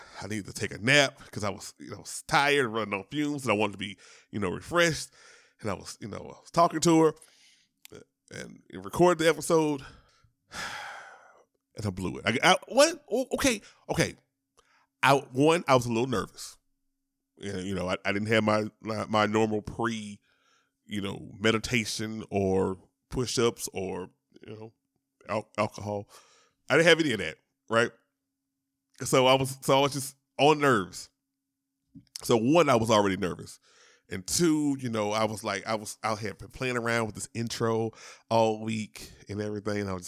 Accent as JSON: {"language": "English", "town": "Shreveport", "region": "Louisiana", "country": "United States", "said": "I am from Louisiana. Shout out to Shreveport"}